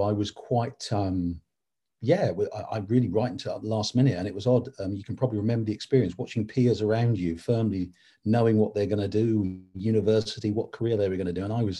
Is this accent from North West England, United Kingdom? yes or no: no; Ipswich, East of England, United Kingdom; also born or lived in Essex / Norwich / London; I'm proud to be a Suffolk born and bred. I was born in Bramford Lane in Ipswich and went to St Matthew's Primary School